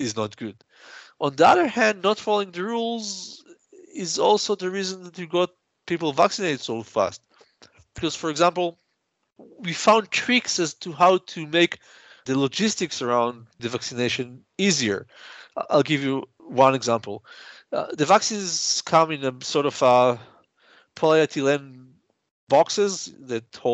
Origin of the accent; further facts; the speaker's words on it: Israel; I'm from Israel.